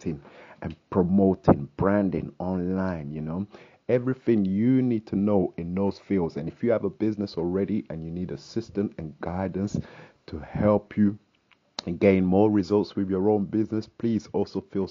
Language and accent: English; London, United Kingdom; I'm from London here, UK